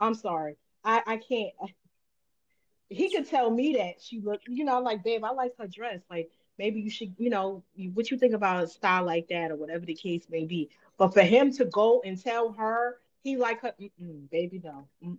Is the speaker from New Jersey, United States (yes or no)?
yes; Jersey City, New Jersey, United States; I'm from Jersey City.